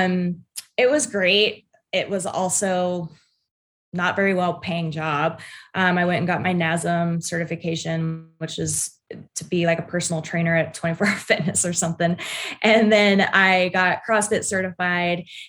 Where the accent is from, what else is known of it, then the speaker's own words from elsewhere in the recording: United States; I grew up in Tahoe